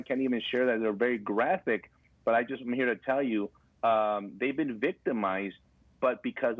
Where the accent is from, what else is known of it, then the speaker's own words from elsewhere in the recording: El Paso, Texas, United States; I'm born and raised in El Paso, Texas, and worked a lot of my law enforcement career in this town.